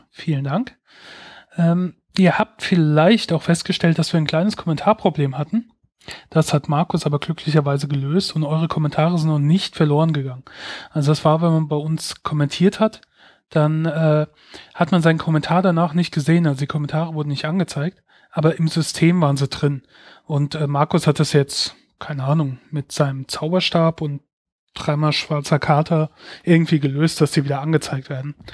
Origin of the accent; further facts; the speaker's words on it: Mainz, Rhineland-Palatinate, Germany; Ja, ich bin aus Mainz. Das wollte er nämlich wissen. Äh, in Mainz geboren, Mainz aufgewachsen. Ähm, und bisher immer wieder hierher zurückgekommen.